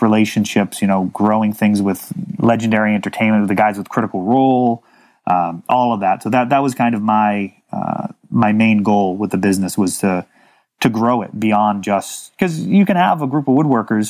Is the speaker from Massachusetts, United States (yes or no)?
yes; Millis, Massachusetts, United States; I grew up on a country club for a while. In Millis, Massachusetts